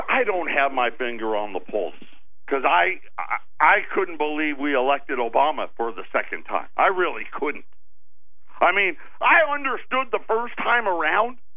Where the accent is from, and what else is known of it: Syracuse, New York, United States; born or raised there